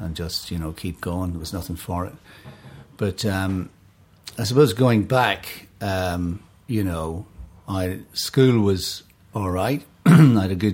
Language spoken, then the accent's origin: English; Enniskillen, Northern Ireland, United Kingdom; moved away as an adult; also born or lived in New York; I was born in Enniskillen. Beautiful town. Fabulous, beautiful island town. It was a great place to grow up as a kid